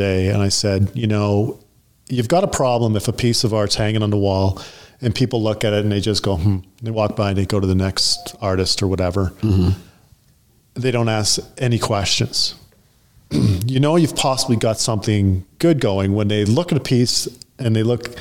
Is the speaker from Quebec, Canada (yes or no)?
no; Thunder Bay, Ontario, Canada; moved away as an adult; also born or lived in Sudbury, Ontario; now in Canmore, Canada; I grew up in Northern Ontario, Thunder Bay when I was a kid, and the outskirts of Sudbury, Ontario.